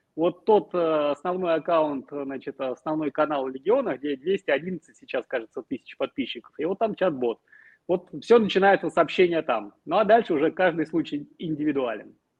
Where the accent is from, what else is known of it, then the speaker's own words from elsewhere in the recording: Smolensk, Smolensk Oblast, Russia; now in Kyiv, Ukraine; уроженец Смоленска